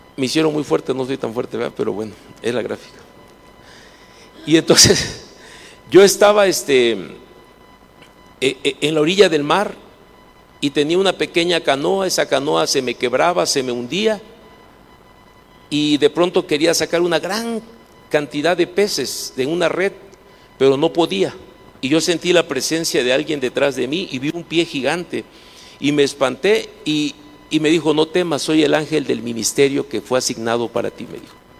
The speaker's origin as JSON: {"language": "Spanish", "town": "Minatitlán", "region": "Veracruz", "country": "Mexico", "tie": "born or raised there", "said": "La primera refinería que se hizo en toda Latinoamérica está en la ciudad donde yo nací, donde yo vivo, Minatitlán se llama"}